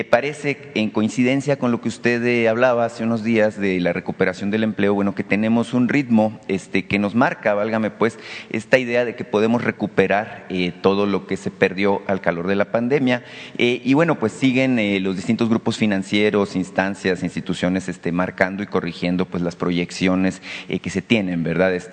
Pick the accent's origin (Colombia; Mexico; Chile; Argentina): Mexico; Cananea, Sonora; en Cananea, allá, en mi tierra